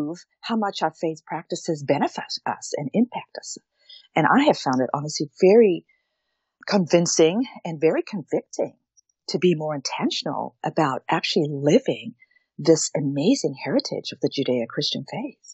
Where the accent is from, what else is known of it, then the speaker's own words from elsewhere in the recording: South Africa; moved away; I was born and raised in South Africa. And so that's why I have an accent a little bit.